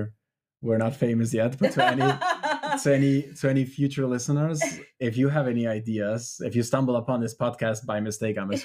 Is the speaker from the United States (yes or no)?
no; Denmark; also born or lived in Albania; growing up in Denmark